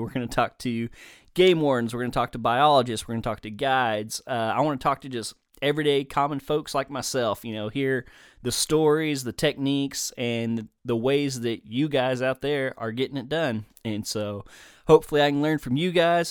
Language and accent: English; Denton, Texas, United States; moved away as an adult; also born or lived in southeastern Oklahoma; now in Oklahoma, United States; I originally was born and raised in Denton, Texas, just north of the Dallas Fort Worth area